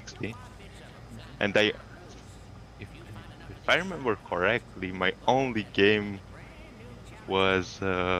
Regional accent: Romania; English is a second language; I'm from Romania, Eastern Europe

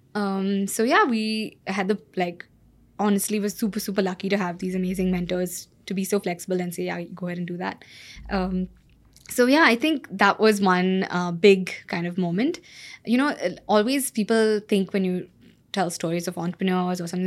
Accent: Bangalore, Karnataka, India; moved away as an adult; also born or lived in California; like any other good Bangalorean

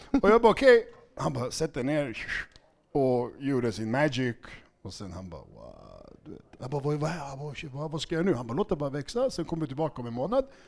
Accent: Stockholm, Stockholm County, Sweden; also born or lived in Segertorp, Huddinge; Jag är uppvuxen i Skärholmen

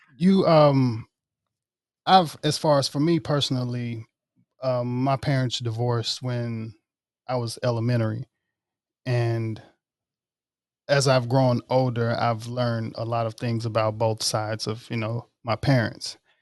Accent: Oxford, Mississippi, United States; born in Oxford, Mississippi.

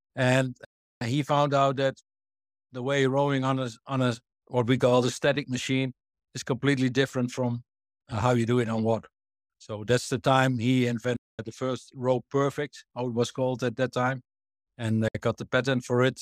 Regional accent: Netherlands; I'm born in the Netherlands and raised in the Netherlands

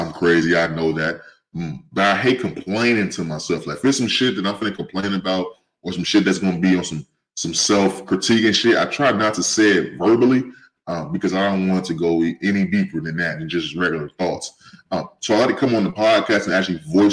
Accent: St. Louis, Missouri, United States; also born or lived in California; now in Avondale, United States; I'm from St. Louis, from Cali, but raised in St. Louis

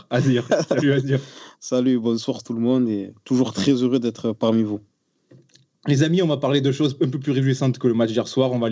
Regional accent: southern France, France; accent: southern French; Oui, tu nous as euh, complimenté sur notre accent, chose qui n'arrive jamais.

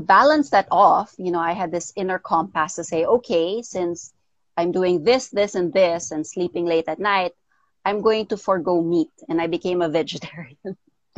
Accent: Philippines; also born or lived in United States / Daly City, California; I was born in the States, but I was raised here in the Philippines

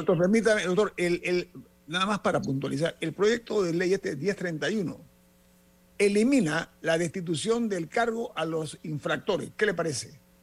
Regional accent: Panama; como ciudadanos, como panameños

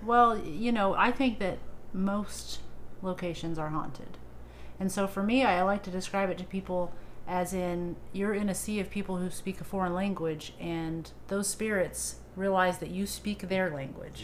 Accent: Madison, Indiana, United States; Madison is my hometown. Yeah. Um, we moved there when I was like 10, right outside in the rural area

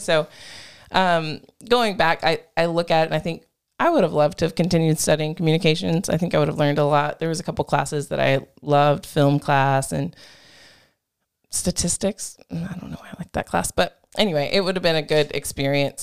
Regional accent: Groesbeck, Texas, United States; moved away; my hometown, Grosbeck

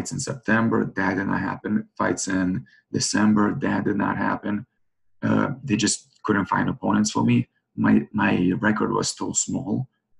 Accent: New York, United States; now in St. Louis, United States; I'm from New York originally

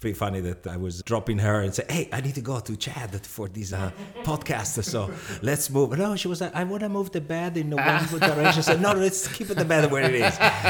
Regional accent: Sicily, Italy; English is a second language; moved away as an adult; now in New York, United States; I was born in Sicily

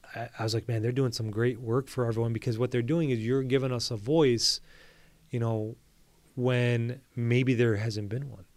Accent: Bloomfield Hills, Michigan, United States; I grew up in Bloomfield Hills, I went to Avondale High School

